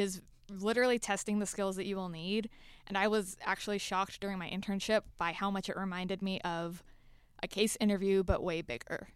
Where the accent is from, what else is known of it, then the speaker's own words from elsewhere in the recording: Florida, United States; moved away as an adult; now in Atlanta, United States; I am from Florida originally